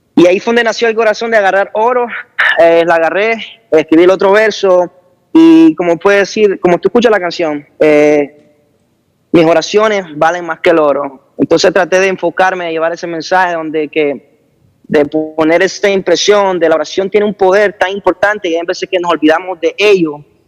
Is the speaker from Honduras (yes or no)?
yes; Honduras; soy un joven de Honduras